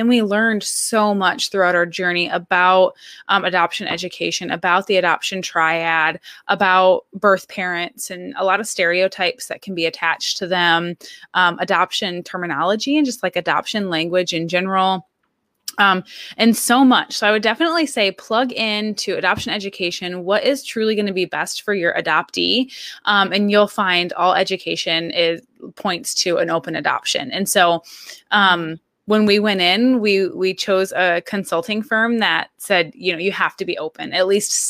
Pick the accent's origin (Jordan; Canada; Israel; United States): United States; Michigan; now in Alaska, United States; I was actually born and raised in Michigan, but I've been living in and a resident of Alaska for more than half my life now.